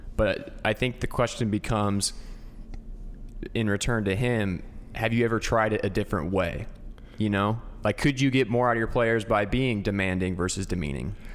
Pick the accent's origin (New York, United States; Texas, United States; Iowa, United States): Iowa, United States; Albia; my hometown of Albia